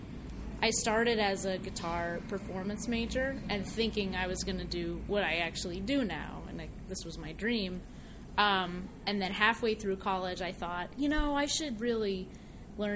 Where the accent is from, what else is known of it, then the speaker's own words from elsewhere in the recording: Poughkeepsie, New York, United States; moved away as an adult; I grew up in Dutchess County, New York. Went to high school in Poughkeepsie.